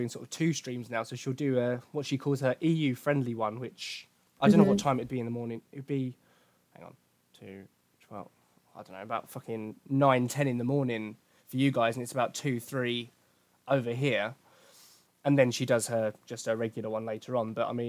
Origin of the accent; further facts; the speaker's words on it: Essex, East of England, United Kingdom; accent: Essex; my Essex accent